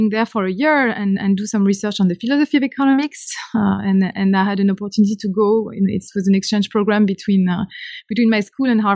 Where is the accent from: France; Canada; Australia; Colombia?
France; Caen, Normandy; accent: French; English is a second language; moved away; I guess I'm French. You note that from my accent immediately. I come from Normandy, from a town called Caen, C-A-E-N, it's spelled